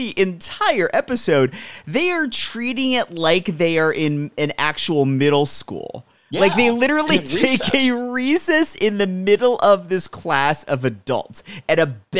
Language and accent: English; United States; I grew up near the Philadelphia market.